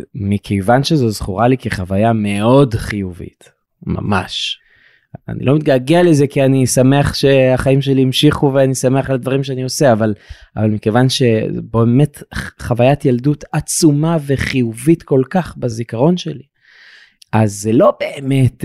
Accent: Eilat, Southern District, Israel; בתור ילד באילת

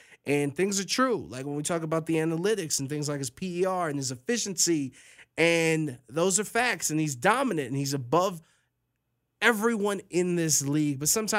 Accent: Cleveland, Ohio, United States; now in Las Vegas, United States; I'm born and raised in Cleveland

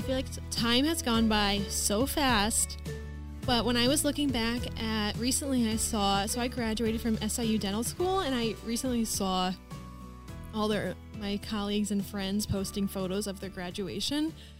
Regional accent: Springfield, Illinois, United States; I was born and raised in Springfield. I grew up kind of in the country, okay? Grew up doing go-karts, riding four-wheelers, I was in the Chatham School District. I went there K through 12

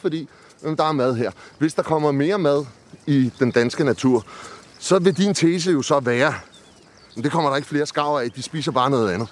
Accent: Amager, Capital Region of Denmark, Denmark; jeg kommer fra Amager

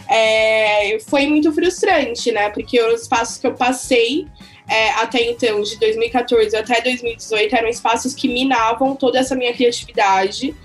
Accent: São Paulo, Brazil; Eu sou nascida e criada na Zona Leste de São Paulo

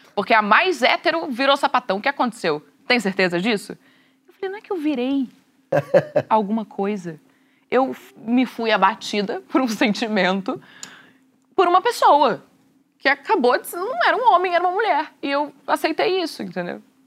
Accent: Rio Grande do Sul, Brazil; na sociedade que eu fui criada, sou gaúcha

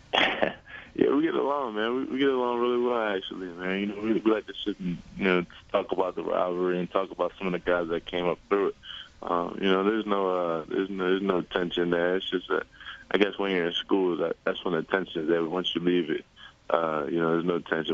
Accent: Villanova, Pennsylvania, United States; Villanova. That was my hometown school

